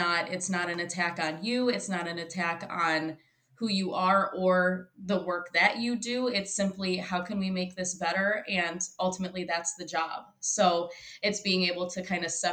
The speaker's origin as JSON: {"language": "English", "town": "Royal Oak", "region": "Michigan", "country": "United States", "tie": "born or raised there", "said": "I was born and raised in Royal Oak"}